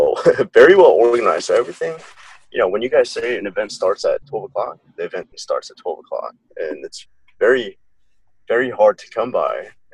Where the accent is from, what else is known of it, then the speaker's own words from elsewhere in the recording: South Korea; I grew up mostly in Korea. My dad was in the Army. Mm-hmm. So he was stationed here in Korea, which is where you met my mom. Mm. I graduated from Osan American High School, which is in Korea. So everything I did was in Korea.